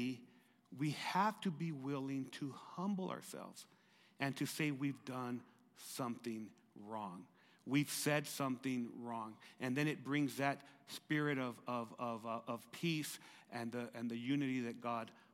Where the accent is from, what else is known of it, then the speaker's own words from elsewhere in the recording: Lordsburg, New Mexico, United States; I was living in Lordsburg, growing up in Lordsburg, New Mexico